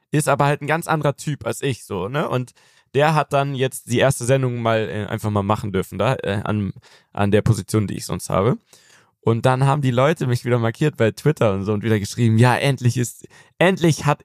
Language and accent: German; Germany; now in United States